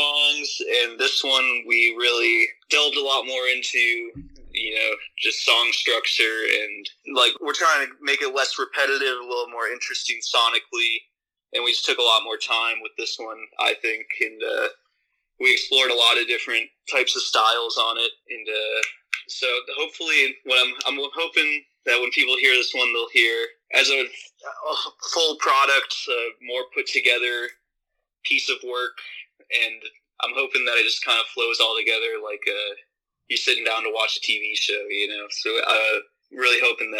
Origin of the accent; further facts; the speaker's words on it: Minnesota, United States; I'm from Minnesota originally.